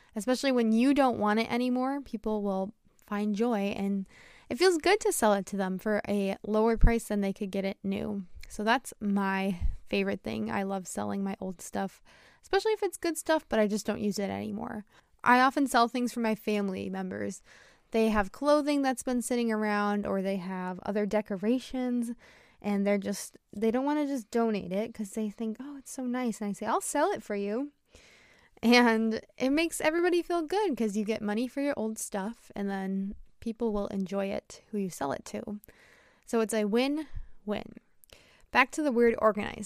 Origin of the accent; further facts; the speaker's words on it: United States; I'm an American English teacher